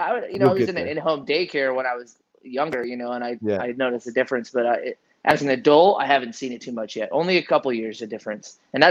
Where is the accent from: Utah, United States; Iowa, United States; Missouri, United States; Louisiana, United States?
Iowa, United States; born there; I never fit in California. I was born in Iowa.